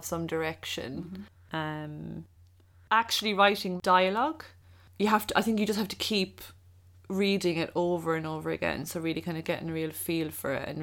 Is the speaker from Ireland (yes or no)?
yes; Ireland; moved away as an adult; also born or lived in Seoul, South Korea / Barcelona, Spain; as an Irish person